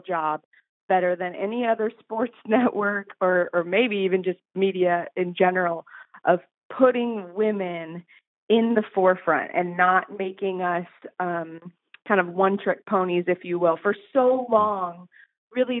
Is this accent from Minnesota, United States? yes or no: no; Phoenix, Arizona, United States; moved away as an adult; I grew up in Phoenix. Lived there till I was 18